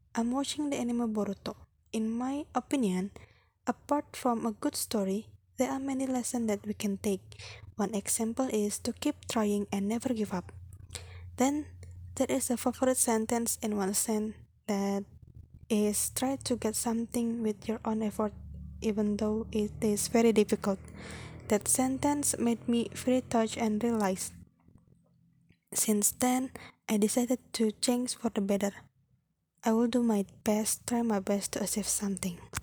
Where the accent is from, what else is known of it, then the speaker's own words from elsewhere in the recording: Cirebon, West Java, Indonesia; I was born in Cirebon on July 28, 2002